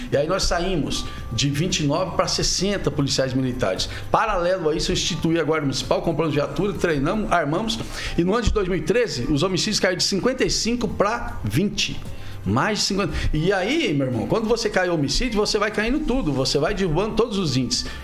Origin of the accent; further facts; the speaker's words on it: Maringá, Paraná, Brazil; born there; now in Sarandi, Brazil; É, então, quem vai para Sarandi, eu nasci em Maringá. Eu fui para Sarandi trabalhar na RT TV. Eu gostei tanto que eu mudei para lá.